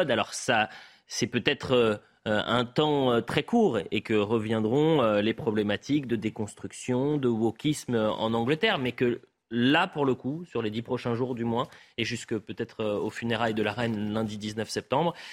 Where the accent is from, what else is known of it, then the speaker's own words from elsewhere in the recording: France; chez nous, en France